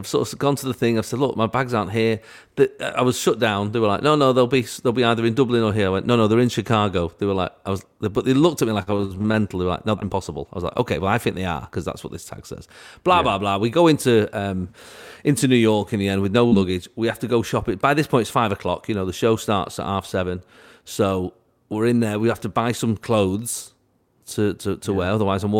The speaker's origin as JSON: {"language": "English", "region": "London", "country": "United Kingdom", "said": "It's a long story, but we come from London."}